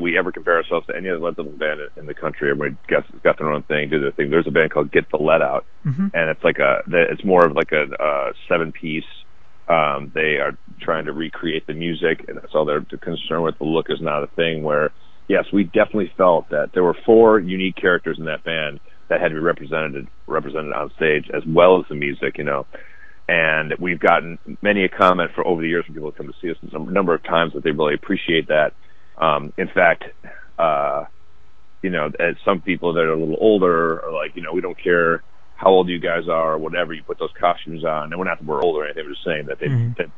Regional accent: Chicago, Illinois, United States; I'm from Chicago

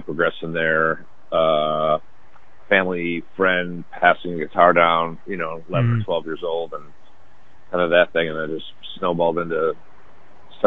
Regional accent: Chicago, Illinois, United States; I'm from Chicago

